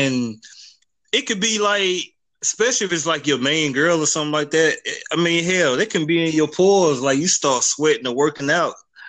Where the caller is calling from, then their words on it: Charlotte, North Carolina, United States; I'm coming from the Queen City, Charlotte, North Carolina, 704, and I'm ready to get it in.